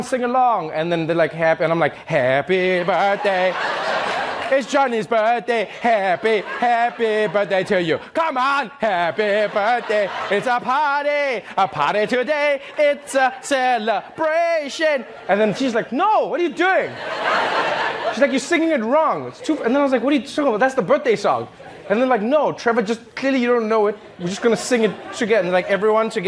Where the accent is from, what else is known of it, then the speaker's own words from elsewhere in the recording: South Africa; now in United States; when I was growing up in South Africa